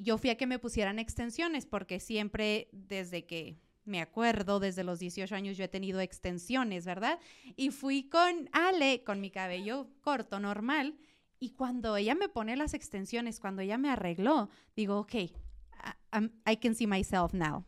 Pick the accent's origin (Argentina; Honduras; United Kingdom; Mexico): Mexico; Chihuahua; otra de Chihuahua